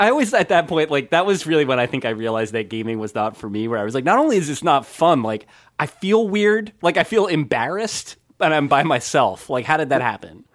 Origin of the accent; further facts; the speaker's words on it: New Jersey, United States; I grew up in New Jersey.